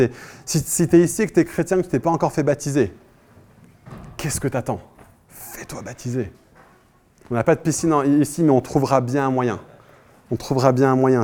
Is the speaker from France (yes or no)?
yes; France; now in Paris, France; en tant que Français